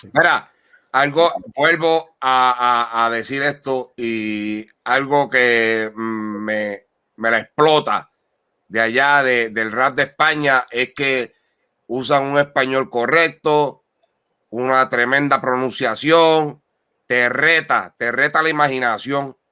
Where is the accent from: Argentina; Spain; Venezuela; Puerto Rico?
Puerto Rico; Ponce; de donde nosotros somos nacidos y criados, el pueblo de Ponce, Puerto Rico